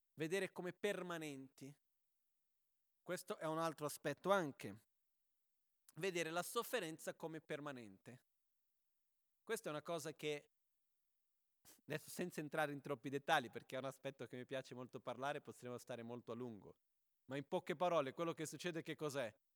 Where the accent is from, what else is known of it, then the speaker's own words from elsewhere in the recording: Brazil; moved away; c'è una battuta da bambini in Brasile che si faceva quando ero proprio piccolino